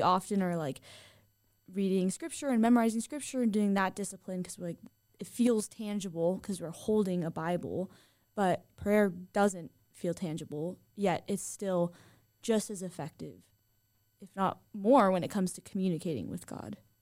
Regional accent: Southern California, United States; now in Idaho, United States; I am originally from Southern California, where In N Out is very popular

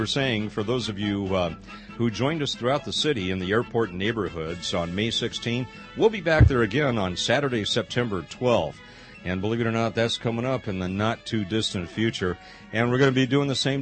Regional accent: Los Angeles, California, United States; I grew up in the Los Angeles area

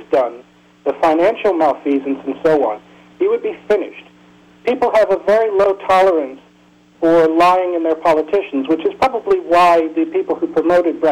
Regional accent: United States; now in Peterborough, United Kingdom; As an American living in England

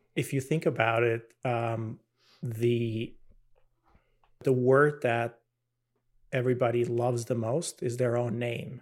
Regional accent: Albania; moved away as an adult; now in United States; I'm originally from Albania.

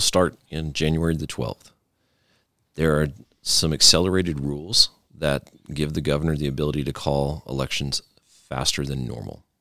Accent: the Texas Panhandle, United States; also born or lived in Jack County, Texas; growing up in the Panhandle

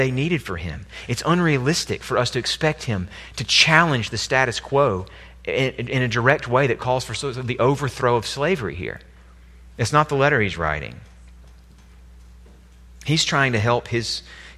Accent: United States; as American Christians

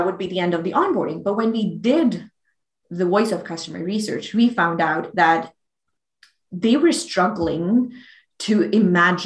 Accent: Pakistan; moved away; I grew up in Pakistan.

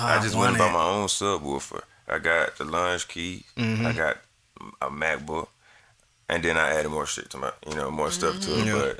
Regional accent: the South, United States; I'm from the South. I like 808s. I like deep bass.

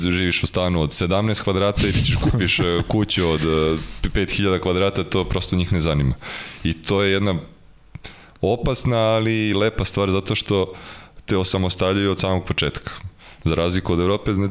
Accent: Serbia; moved away as an adult; also born or lived in Seattle, United States; ja kao Srbin koji je jeo hleb i sa supom i sa pastom i sa krompirom

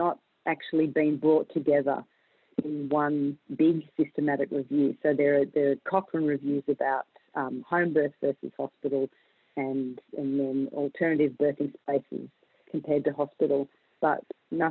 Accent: Australia; I'm a midwife from Australia.

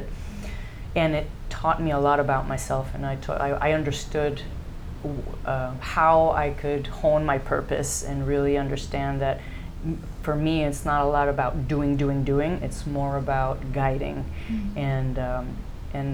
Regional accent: Mexico; first language English; also born or lived in United States

